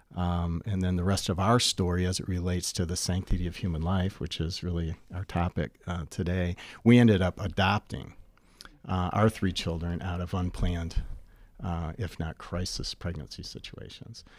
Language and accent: English; Bay City, Michigan, United States; born and raised in Bay City, Michigan